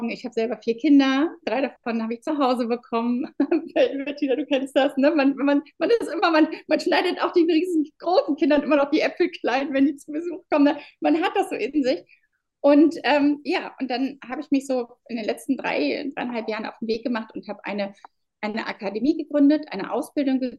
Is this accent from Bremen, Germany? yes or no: no; Berlin, Germany; Wenn ich, ich bin aus Berlin, wenn ich zu meinen Frauen komme, dann sind die häufig tatsächlich echt ganz alleine.